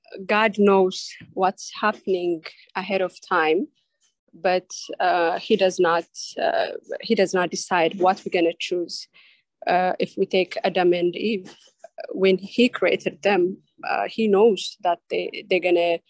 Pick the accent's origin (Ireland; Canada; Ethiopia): Ethiopia; now in Los Angeles, United States; I am from, originally from Ethiopia.